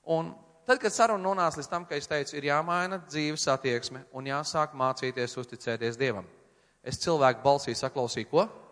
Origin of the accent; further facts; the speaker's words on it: Latvia; es no Latvijas